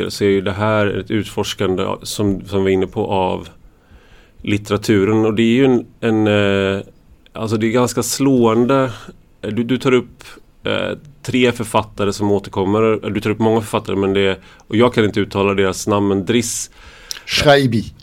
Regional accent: Sweden; För att jag är svensk.

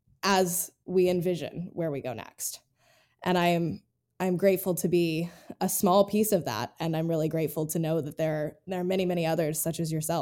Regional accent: Appalachia, United States; accent: Appalachian; I don't want you to have the experience that I had in New York City when I got there with my Appalachian accent.

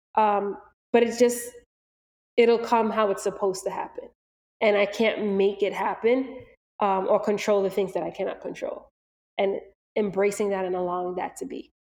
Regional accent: Valley Stream, New York, United States; we are from Long Island, we are from Valley Stream

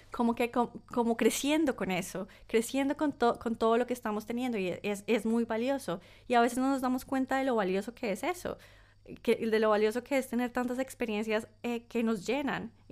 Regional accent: Colombia; now in Italy; Soy esta colombiana pero también soy esta persona que hace, hace ocho años y medio se

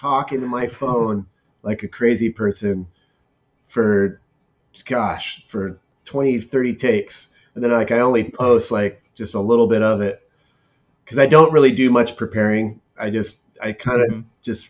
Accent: Mount Baldy, California, United States; I grew up in Mount Baldy

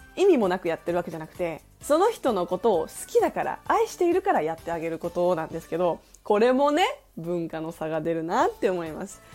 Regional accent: Japan; also born or lived in South Korea; 私韓国生まれ日本育ち日韓バイリンガル

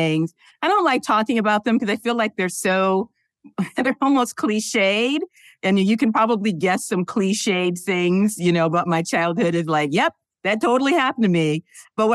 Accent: Detroit, Michigan, United States; also born or lived in Pittsburgh, Pennsylvania / Southfield, Michigan; moved to Detroit when I think I was around 3 or 4. Raised in the city of Detroit

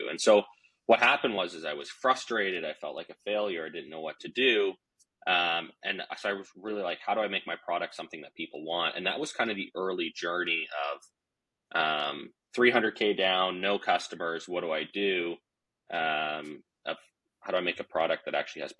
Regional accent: Vancouver, British Columbia, Canada; I'm from Vancouver, British Columbia.

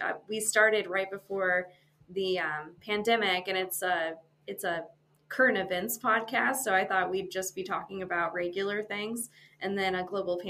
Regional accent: St. Louis, Missouri, United States; moved away as an adult; now in Kansas City, United States; So I'm originally from the St. Louis metro area. I moved to Kansas City about, I think it's been 11 years, actually. So moved here actually to start going to school for architecture.

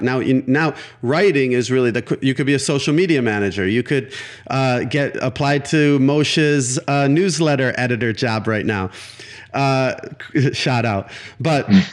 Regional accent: Milwaukee, Wisconsin, United States; the alternative newspaper of Milwaukee, my hometown

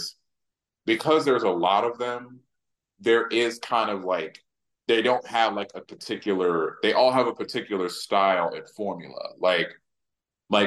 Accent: the South, United States; I'm also from the South, and so like all these I was raised in the South

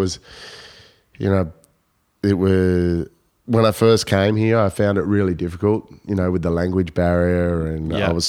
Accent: Coffs Harbour, New South Wales, Australia; also born or lived in Penrith; I moved with my dad to Coffs Harbour.

